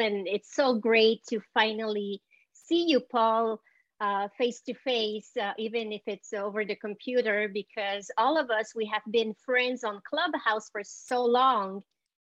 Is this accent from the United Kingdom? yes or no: no; Montreal, Quebec, Canada; accent: Montreal; moved away as an adult; also born or lived in El Salvador; now in United States; my family left and went to Canada